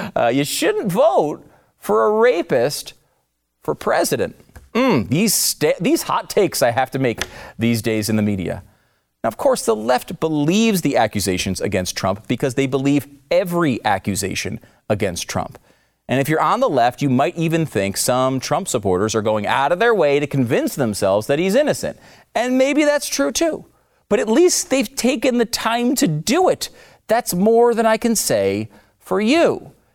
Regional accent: Northeast, United States; now in Texas, United States; I'm from the Northeast, so I'm uh, not a Texas yeah. guy, but I love it here

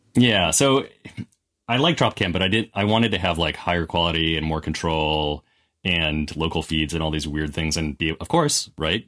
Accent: Wisconsin, United States; I grew up in Wisconsin

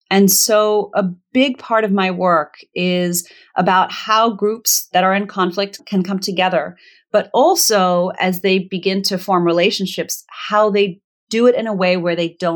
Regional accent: Virginia, United States; also born or lived in Zimbabwe / Botswana; I was born in Zimbabwe because it was the closest good hospital to the village that they lived in in Botswana that would accept an interracial couple at the time. They were just kind of footloose and fancy free. And we eventually moved back to the US and eventually to Virginia.

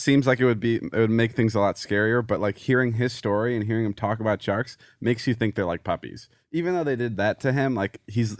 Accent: Slovakia; moved away; I was born in Slovakia, yes.

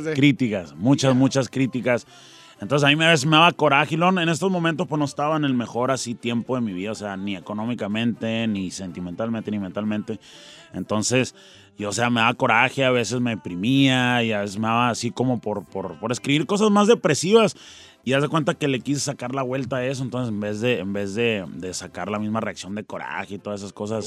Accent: Tucson, Arizona, United States; also born or lived in Nogales, Sonora; Yo me crié en Tucson, que está pegado casi al, Nogales, Sonora

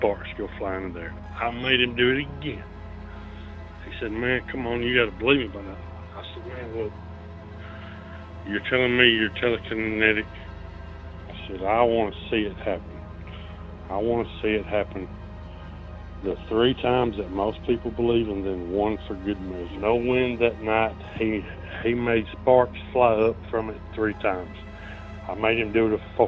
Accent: North Alabama, United States; I'm from North Alabama

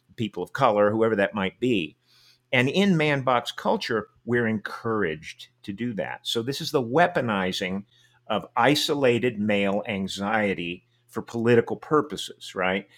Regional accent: Texas, United States; I was born and raised in Texas

